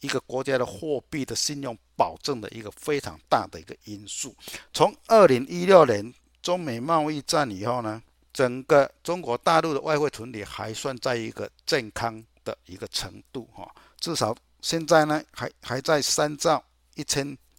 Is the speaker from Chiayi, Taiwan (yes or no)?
yes; Chiayi, Taiwan; 大家好，我是嘉义的